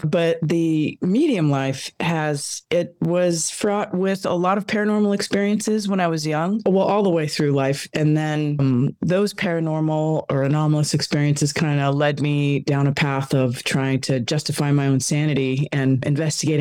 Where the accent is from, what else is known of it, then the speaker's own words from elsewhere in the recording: Los Angeles, California, United States; born and raised here